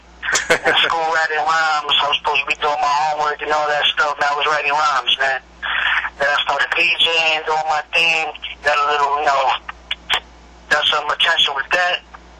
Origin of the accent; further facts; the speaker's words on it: New York City, New York, United States; You know, I grew up in Spanish Harlem.